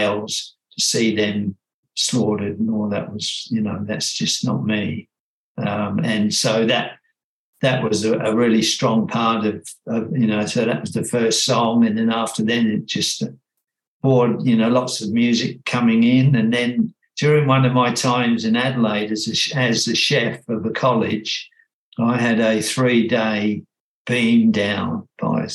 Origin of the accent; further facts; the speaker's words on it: England, United Kingdom; now in Australia; I'm British by birth and spent my young years there with very very nice parents